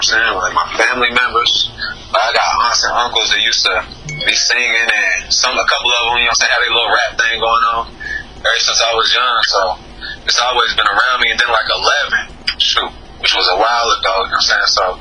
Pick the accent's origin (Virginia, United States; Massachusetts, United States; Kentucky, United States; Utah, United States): Kentucky, United States; Maysville; in my hometown, man, in Maysville, Kentucky